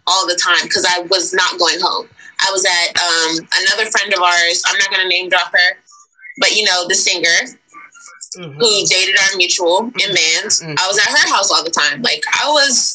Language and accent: English; Nashville, Tennessee, United States; I was put down on the West Side in the Nations.